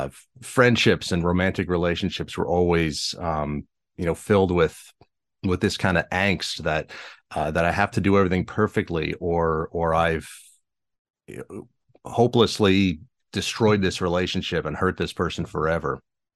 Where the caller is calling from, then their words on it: Bangor, Pennsylvania, United States; I'm in Eastern Pennsylvania, a little town called Bangor.